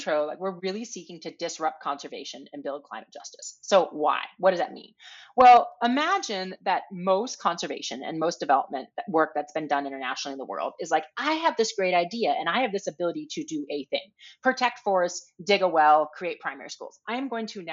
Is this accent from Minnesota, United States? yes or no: yes; Minnesota, United States; moved away; I grew up in Minnesota on these canoe trips